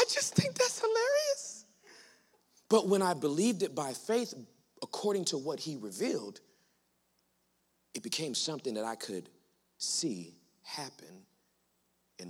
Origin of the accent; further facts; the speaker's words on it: Los Angeles, California, United States; I was born and raised in Los Angeles, California